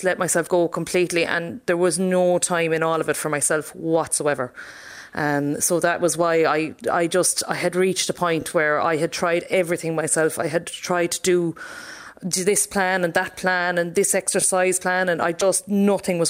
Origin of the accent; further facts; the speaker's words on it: Castleconnell, Munster, Ireland; moved away as an adult; now in Ballina, Ireland; it was a very quiet village to grow up